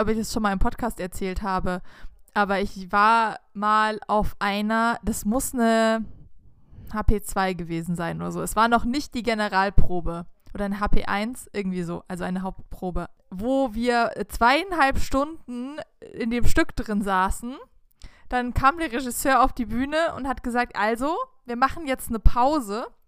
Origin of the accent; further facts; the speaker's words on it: Southern Germany, Germany; wir in unserer süddeutschen Pampa haben halt einfach andere Wörter benutzt